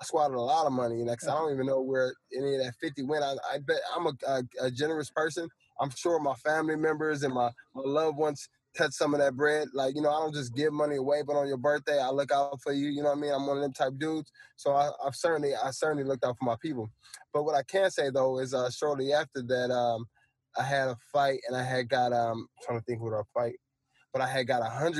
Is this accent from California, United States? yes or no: yes; Fillmore, California, United States; I'm from the hood, I'm from Filmo